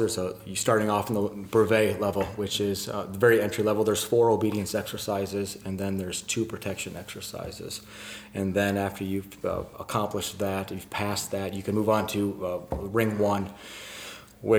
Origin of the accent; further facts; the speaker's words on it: Flint, Michigan, United States; now in Jacksonville, United States; I'm from Jacksonville, Florida, originally from Michigan